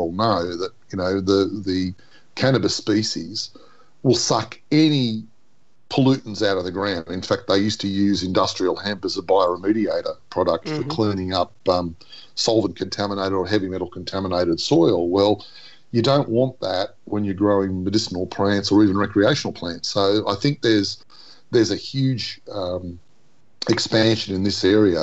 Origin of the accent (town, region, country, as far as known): Australia